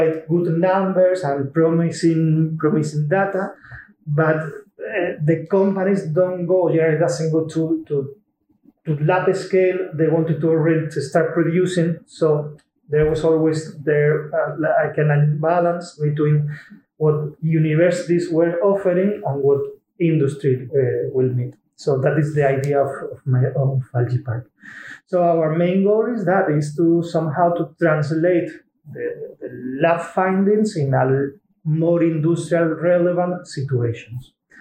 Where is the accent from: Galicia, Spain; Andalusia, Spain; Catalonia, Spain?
Andalusia, Spain; Seville; moved away as an adult; now in Wageningen, Netherlands; I'm originally from Spain, from Sevilla, and it's already quite a long time ago that I moved here